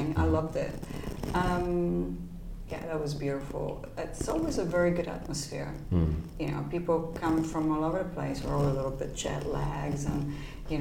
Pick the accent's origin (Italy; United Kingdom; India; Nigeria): Italy; Turin, Piedmont; moved away as an adult; my hometown is Turin, which is a beautiful town